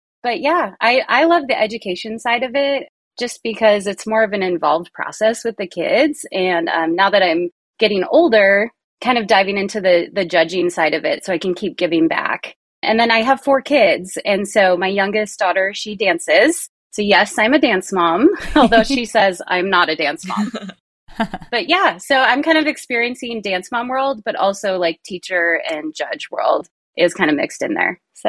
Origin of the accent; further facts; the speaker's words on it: Minneapolis, Minnesota, United States; moved away as an adult; now in Oklahoma, United States; So yeah, that being said, we're in Oklahoma because of my husband's job, but I was born and raised in like Minneapolis, St. Paul, trained in the Twin Cities, was like a studio kid, dance team kid, kind of grew up in that world